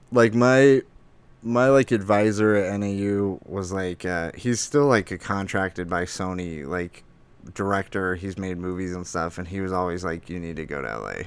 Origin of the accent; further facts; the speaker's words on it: Lake Havasu City, Arizona, United States; also born or lived in Flagstaff, Arizona; now in Phoenix, United States; I'm from Arizona, born and raised. I'm from Lake Havasu.